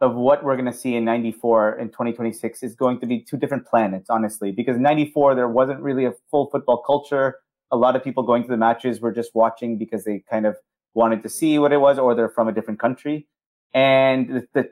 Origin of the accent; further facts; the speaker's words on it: California, United States; growing up in California